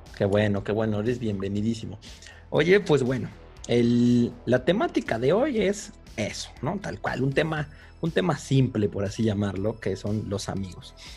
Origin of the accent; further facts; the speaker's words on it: Mexico City, Mexico; also born or lived in Guadalajara; cuando mis papás deciden regresarse a la capital, por, a la gran capital, por así decirlo, pues a mí me sacan de primero de primaria. Entonces yo llegué a la Ciudad de México, al DF